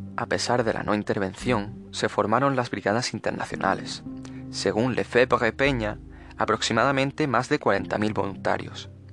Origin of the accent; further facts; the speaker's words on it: Andalusia, Spain; soy andaluz